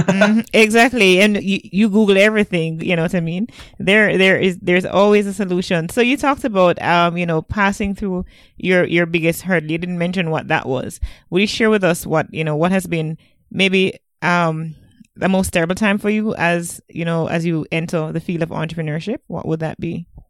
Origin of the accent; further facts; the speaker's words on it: Jamaica; I'm from Jamaica